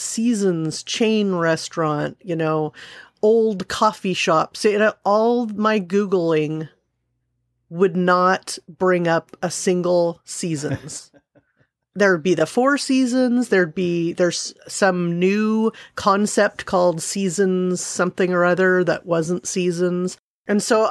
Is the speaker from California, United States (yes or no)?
yes; Southern California, United States; when I was a kid growing up in Southern California